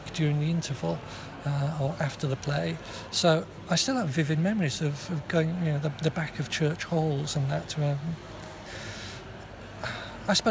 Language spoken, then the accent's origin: English; Yorkshire and the Humber, United Kingdom; moved away as an adult; also born or lived in Manchester; I come from Yorkshire, so Manchester wasn't too far away.